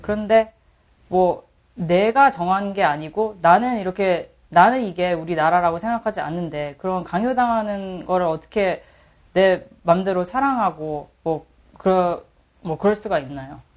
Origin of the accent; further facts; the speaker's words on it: United States; Korean is a second language; 저는 미국 사람입니다. 음. 미국에서 태어났고, 미국에서 계속 교육을 받고, 계속 자랐어요.